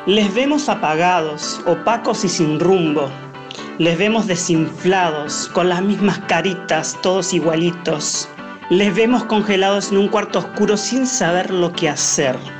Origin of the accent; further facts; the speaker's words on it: Sydney, New South Wales, Australia; Nací en Sydney, Australia, donde me encuentro ahora